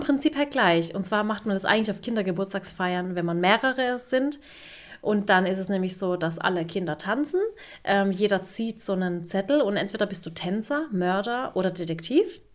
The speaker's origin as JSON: {"language": "German", "country": "Turkey", "said": "ich bin ja auch Türkin"}